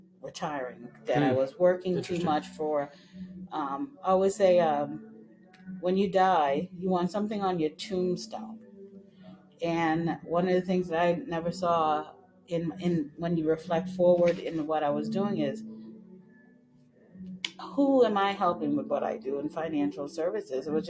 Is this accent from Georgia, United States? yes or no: no; Massachusetts, United States; also born or lived in the islands; Grew up in the north in Massachusetts and was actually born in the islands. But I grew up in Massachusetts